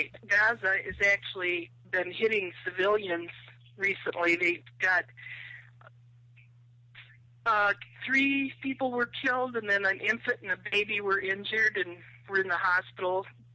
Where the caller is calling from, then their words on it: Wisconsin, United States; I'm calling from Wisconsin.